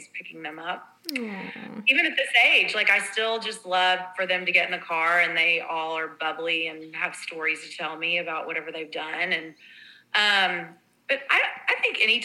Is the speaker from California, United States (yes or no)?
no; Texas, United States; growing up in Texas